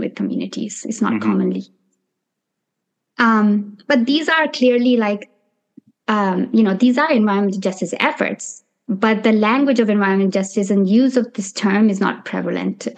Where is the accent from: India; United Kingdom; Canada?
India; moved away as an adult; also born or lived in Nepal; now in New York City, United States; growing up in India and Nepal during the 90s and early 2000s and the 10s